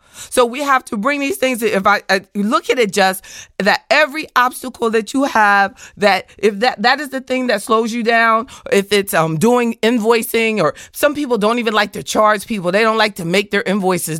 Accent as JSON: {"language": "English", "region": "the South", "country": "United States", "said": "I, I'm from the South."}